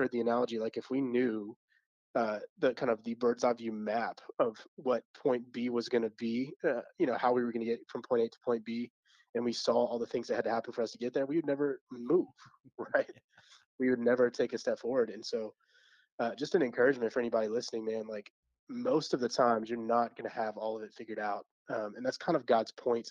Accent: Georgia, United States; moved away as an adult; now in Pennsylvania, United States; I'm from Georgia

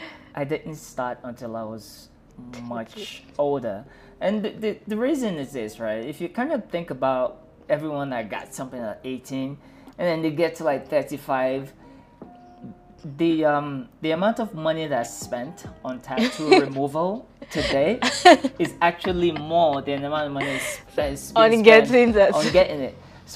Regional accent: New Jersey, United States; also born or lived in Abeokuta, Nigeria; And then at a certain point, we moved to northern New Jersey

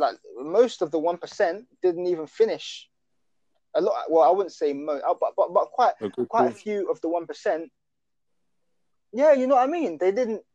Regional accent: United Kingdom; we're not English, we're British. So our roots are Africa

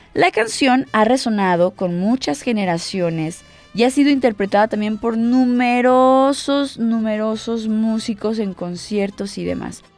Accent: Mexico; como mexicanos disfrutamos de nuestras raíces

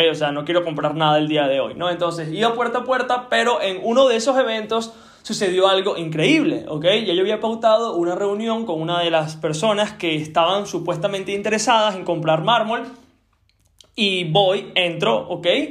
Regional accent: Venezuela; yo soy de Venezuela

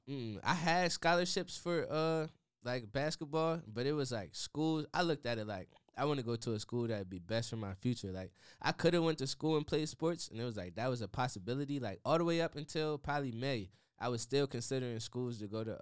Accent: Harrisburg, Pennsylvania, United States; moved away as an adult; now in Washington, D.C., United States; growing up in Harrisburg, it was like everybody knew my dad

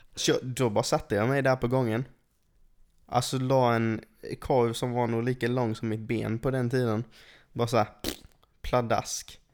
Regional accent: England, United Kingdom; now in Sweden; jag är uppvuxen i England

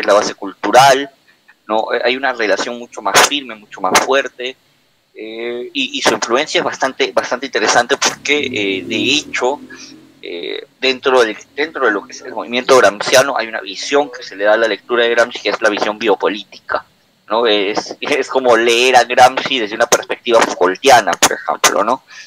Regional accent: Peru; en el Perú, para los que somos de Perú

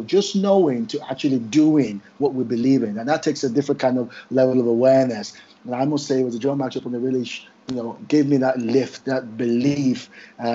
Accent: Nigeria; now in United Kingdom; my home country, Nigeria.

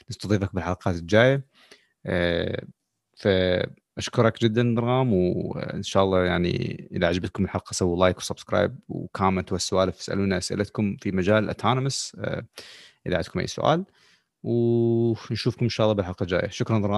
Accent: Iraq; moved away; ما نعتبر يعني هسه جايين من العراق نحن خلينا نقول صار لنا فتره هنا

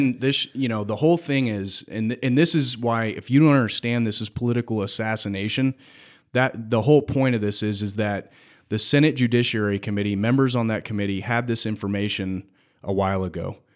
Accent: United States; we as the American people

